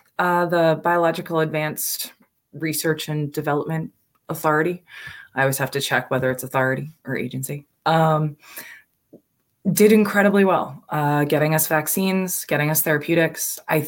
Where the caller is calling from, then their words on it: New Jersey, United States; So I am calling today from New Jersey. I'm visiting my parents